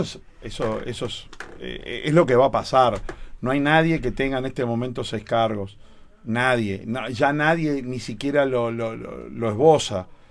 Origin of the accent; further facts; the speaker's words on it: Florida, Uruguay; yo soy de Florida